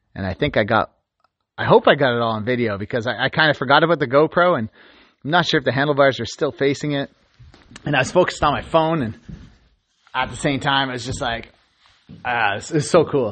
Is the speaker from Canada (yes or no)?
yes; Canada; I'm Canadian